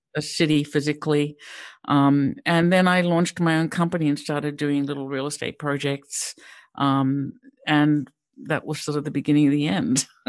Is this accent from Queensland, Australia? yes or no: no; Sydney, New South Wales, Australia; moved away; also born or lived in Pittsburgh; I grew up in Sydney, Australia